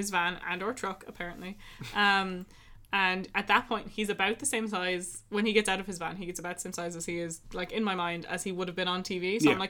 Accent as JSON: {"language": "English", "country": "Ireland", "said": "I think we're like Irish."}